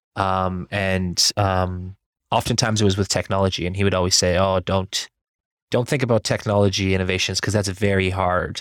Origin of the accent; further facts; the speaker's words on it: Burlington, Ontario, Canada; also born or lived in Iran; I spent most of my life in Burlington, Ontario, where I went to school